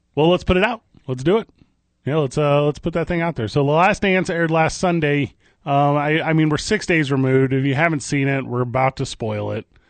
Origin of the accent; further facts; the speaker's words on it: East St. Louis, Illinois, United States; moved away; I always say I grew up in Saint Louis. I grew up in East Saint Louis